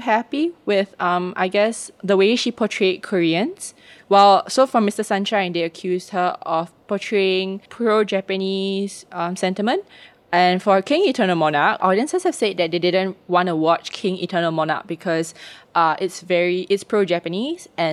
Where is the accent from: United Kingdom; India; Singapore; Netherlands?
Singapore; I was like, oh, Singapore